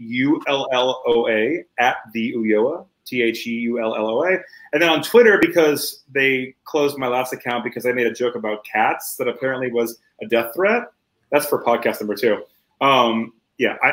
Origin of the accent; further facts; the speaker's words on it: Miami, Florida, United States; I grew up in Miami, so like the Cuban culture down in like Hialeah